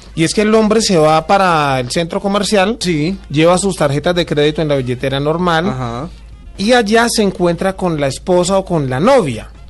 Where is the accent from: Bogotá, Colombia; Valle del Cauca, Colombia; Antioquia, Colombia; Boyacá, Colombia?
Valle del Cauca, Colombia; Cali; Yo soy de Cali.